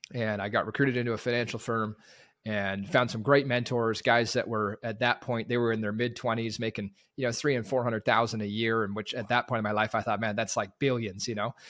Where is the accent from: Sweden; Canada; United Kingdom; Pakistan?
Canada; Terrace, British Columbia; I grew up in Northwest B C, Terrace, British Columbia.